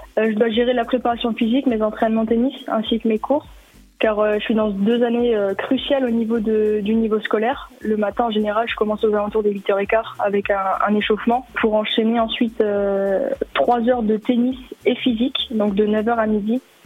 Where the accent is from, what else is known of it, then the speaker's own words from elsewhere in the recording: Dole, Bourgogne-Franche-Comté, France; also born or lived in Wittelsheim, Alsace; j'ai déménagé du côté de Dole avec mes parents pour des raisons professionnelles et euh, pour retrouver aussi ma famille maternelle